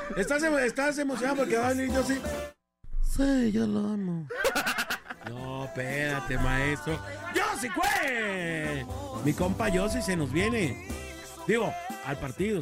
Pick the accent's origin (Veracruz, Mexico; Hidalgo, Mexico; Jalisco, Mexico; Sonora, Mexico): Jalisco, Mexico; Guadalajara; yo soy de aquí de Guadalajara